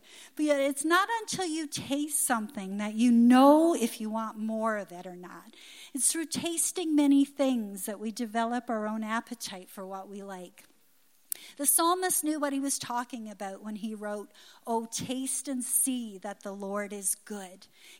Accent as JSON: {"language": "English", "region": "Newfoundland and Labrador", "country": "Canada", "tie": "born or raised there", "said": "And I tasted some strange things growing up in Newfoundland."}